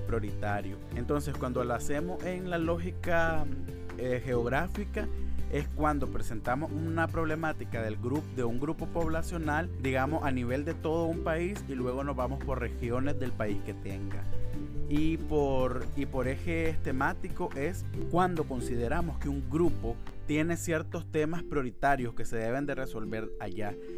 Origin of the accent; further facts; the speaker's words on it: Nicaragua; Soy un joven nicaragüense